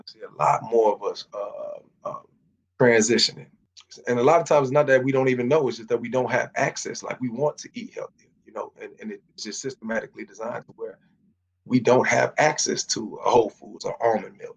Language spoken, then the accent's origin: English; South Florida, United States; moved away as an adult; also born or lived in Baltimore / Laurel, Maryland; now in Atlanta, United States; I'm being from South Florida